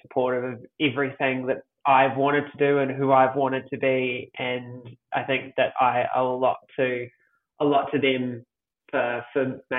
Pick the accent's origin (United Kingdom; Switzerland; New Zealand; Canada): New Zealand; Auckland; Yes, born and bred in Tamaki Makaurau, Auckland, New Zealand.